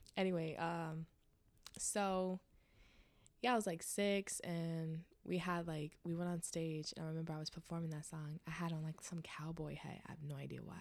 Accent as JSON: {"language": "English", "town": "Richmond", "region": "Virginia", "country": "United States", "tie": "born or raised there", "also_born_or_lived": "Chesterfield, Virginia", "said": "I grew up in Virginia, Richmond, Virginia"}